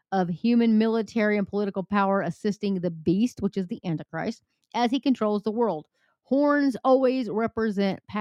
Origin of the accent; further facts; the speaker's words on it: Texas, United States; I'm from Texas